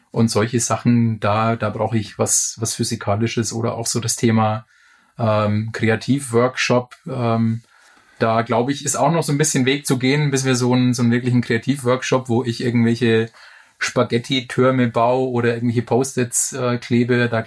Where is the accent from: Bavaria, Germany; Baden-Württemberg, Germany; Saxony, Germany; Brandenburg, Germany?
Bavaria, Germany; Bamberg; Meine Frau, die aus der Region München kommt, hat mich eigentlich gedrängt, nach Bamberg in meine Heimatstadt zurückzuziehen.